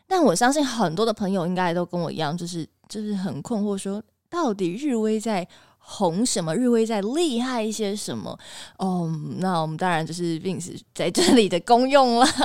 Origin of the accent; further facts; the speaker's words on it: Taiwan; 我们台湾人